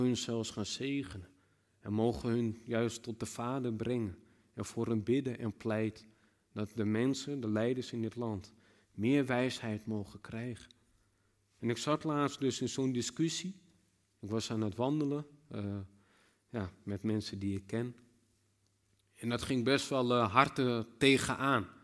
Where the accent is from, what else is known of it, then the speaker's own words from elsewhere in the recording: Netherlands; als Nederlanders